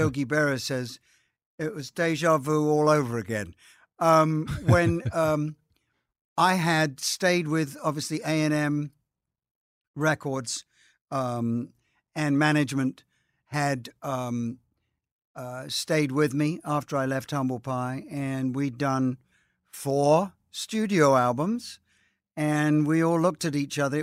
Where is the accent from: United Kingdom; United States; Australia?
United Kingdom; moved away; I'm British